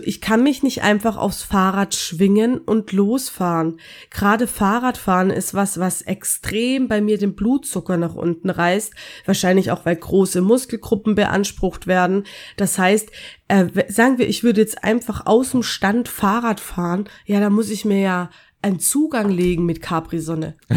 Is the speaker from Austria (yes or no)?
yes; Austria; in meiner Kindheit in Österreich